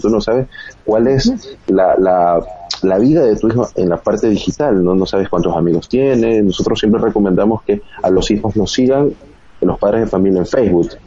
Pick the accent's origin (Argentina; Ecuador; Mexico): Ecuador; acá en Ecuador